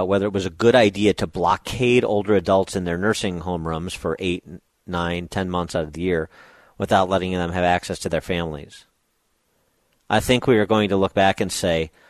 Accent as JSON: {"language": "English", "region": "Michigan", "country": "United States", "said": "my home state"}